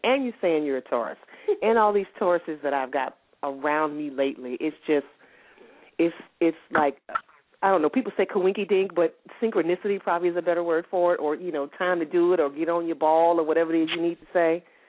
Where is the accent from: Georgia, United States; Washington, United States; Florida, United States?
Georgia, United States; Columbus; now in San Diego, United States; I was born in Columbus, Georgia, but I live in San Diego, California now.